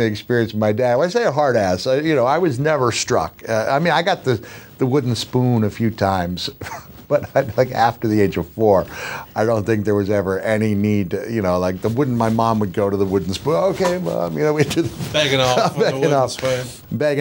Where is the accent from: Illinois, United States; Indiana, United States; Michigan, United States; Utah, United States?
Indiana, United States; Bloomington; Bloomington, Indiana, which is where I was born